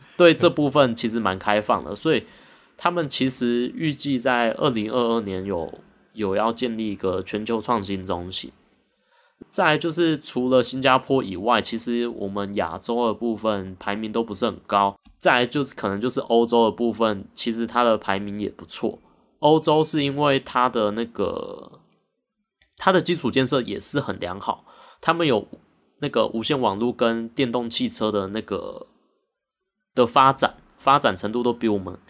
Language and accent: Chinese; Taiwan; 我们台湾在半导体这一块